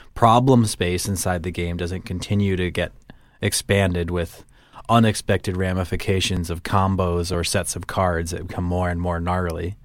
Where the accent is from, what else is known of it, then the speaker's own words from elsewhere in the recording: Midwest, United States; accent: Midwestern; I don't often think of myself as having a Midwestern accent